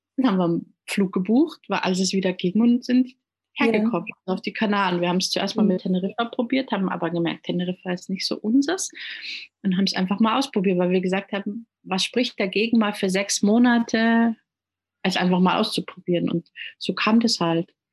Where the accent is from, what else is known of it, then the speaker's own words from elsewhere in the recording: Munich, Bavaria, Germany; first language German and Italian; moved away as an adult; now in Gran Canaria, Spain; gebürtig komme ich aus München